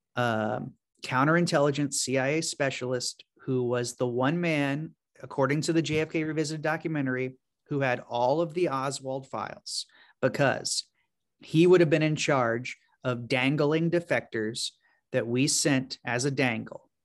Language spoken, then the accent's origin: English; Baton Rouge, Louisiana, United States; I grew up in Baton Rouge, Louisiana